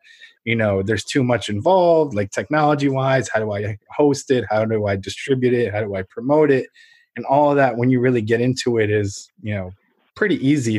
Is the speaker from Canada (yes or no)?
no; Ukraine; now in United States; I'm a first generation immigrant from Ukraine.